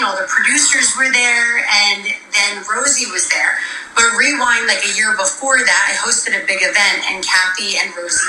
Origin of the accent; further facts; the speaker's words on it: Montville, New Jersey, United States; I grew up in Montville, so that's where most of the New Jersey Housewives are from.